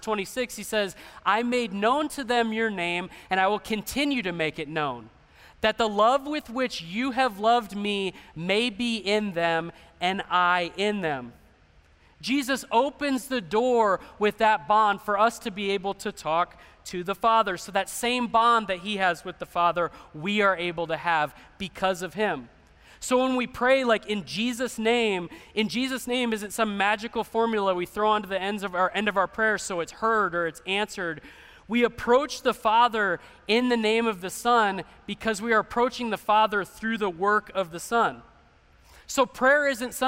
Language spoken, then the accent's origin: English; Phoenix, Arizona, United States; I grew up in Central Phoenix